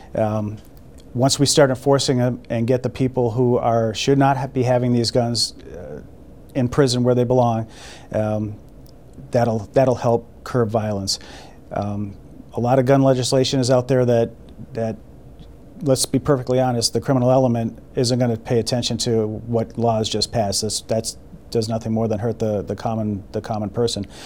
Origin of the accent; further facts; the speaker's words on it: Boston, Massachusetts, United States; now in Toledo, United States; I grew up in in Boston.